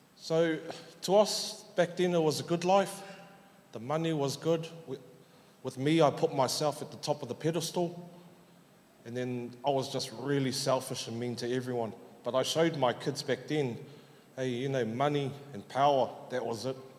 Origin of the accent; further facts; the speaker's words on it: Auckland, New Zealand; I was born and raised up in South Auckland, Otara